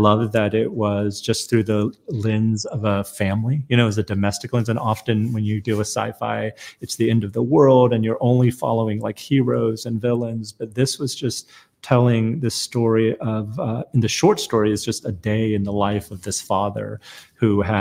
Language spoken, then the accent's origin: English; United States; also born or lived in South Korea; I was born in Korea, but I came to America very young. I was a toddler.